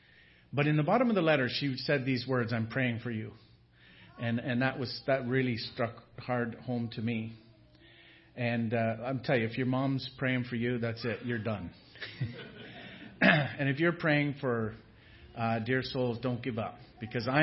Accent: northern Ontario, Canada; we're from way up north, north of the Arctic watershed

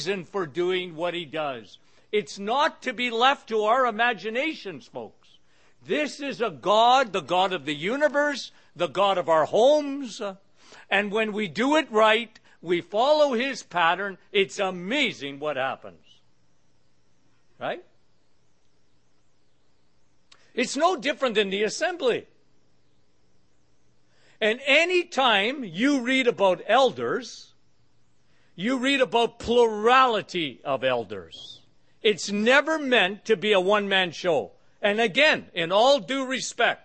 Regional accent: Canada; I'm from Canada

